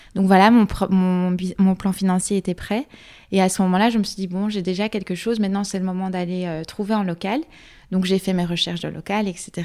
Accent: Luxembourg Province, Wallonia, Belgium; moved away as an adult; now in Brussels, Belgium; je viens de la province du Luxembourg à la base, mais j'habite à Bruxelles depuis 7 ans

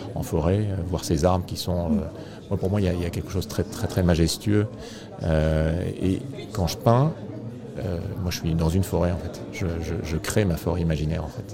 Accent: Réunion; je suis né à La Réunion. Et très jeune, je me souviens qu'on allait avec les parents se promener en forêt

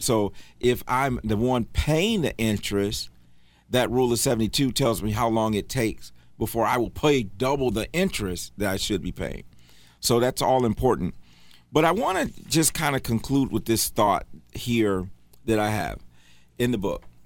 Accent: Michigan, United States; now in Charlotte, United States; I'm from Michigan

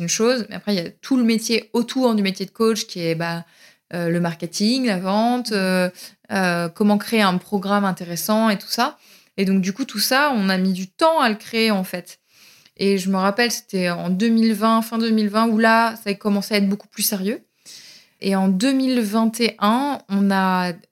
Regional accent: Paris, Île-de-France, France; Moi, je suis une parisienne dans l'âme.

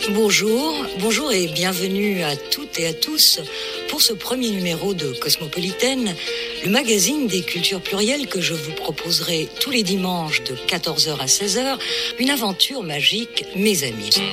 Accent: Cairo, Cairo Governorate, Egypt; now in France; chez moi en Égypte

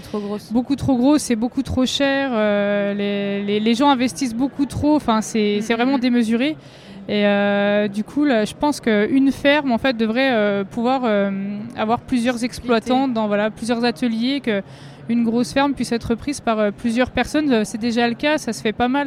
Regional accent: Vosges, Grand Est, France; je viens des Vosges.

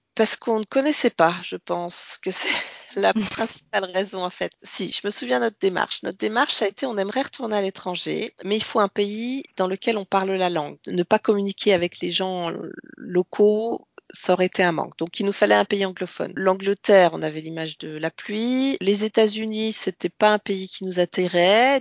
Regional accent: Bourgogne-Franche-Comté, France; moved away as an adult; also born or lived in Martinique / Australia; j'ai passé mon enfance euh, et mon adolescence en Franche-Comté, mais je suis née en Martinique

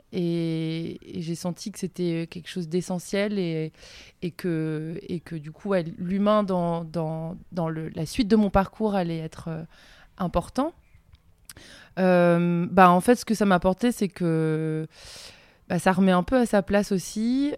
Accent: Le Conquet, Brittany, France; J'ai grandi en face des îles Ouessant et Molène

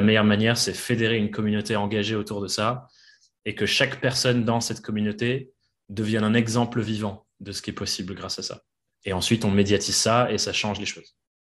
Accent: England, United Kingdom; moved away; je suis anglais à la base

